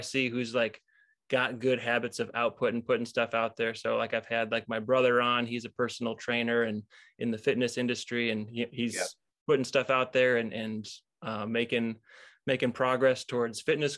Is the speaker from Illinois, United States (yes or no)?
yes; Illinois, United States; moved away as an adult; also born or lived in Michigan; now in Wisconsin, United States; Grew up in Illinois